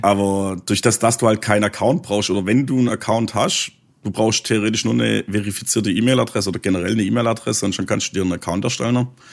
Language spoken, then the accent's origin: German; Swabia, Baden-Württemberg, Germany; accent: Swabian; mein schwäbischer Dialekt